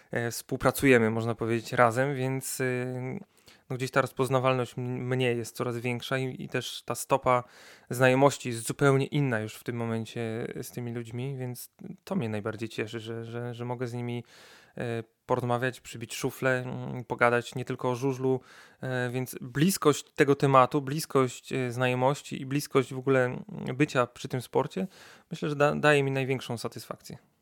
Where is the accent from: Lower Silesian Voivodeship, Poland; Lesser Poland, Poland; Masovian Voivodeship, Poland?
Lower Silesian Voivodeship, Poland; Wrocław; jestem z Wrocławia od zawsze